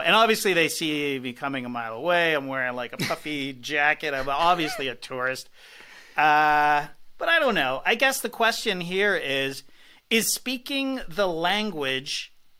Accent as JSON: {"language": "English", "town": "Toronto", "region": "Ontario", "country": "Canada", "also_born_or_lived": "London", "said": "I do not speak French. I'm from Toronto."}